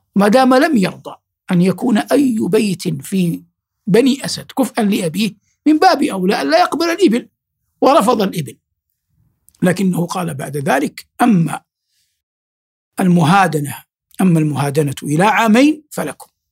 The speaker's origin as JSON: {"language": "Arabic", "country": "Saudi Arabia", "said": "في بلادنا المملكة العربية السعودية"}